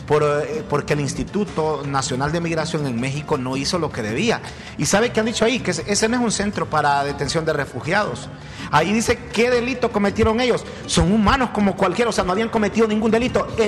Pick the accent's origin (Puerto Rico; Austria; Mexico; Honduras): Honduras; soy de Honduras.